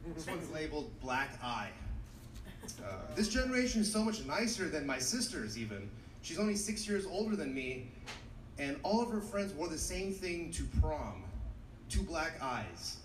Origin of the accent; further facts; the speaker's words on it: Los Angeles, California, United States; I'm from Los Angeles.